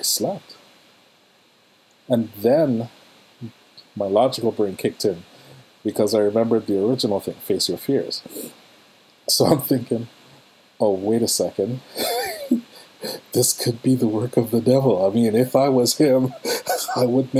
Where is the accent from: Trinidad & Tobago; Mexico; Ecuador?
Trinidad & Tobago; moved away; in my home country of Trinidad, where I'm from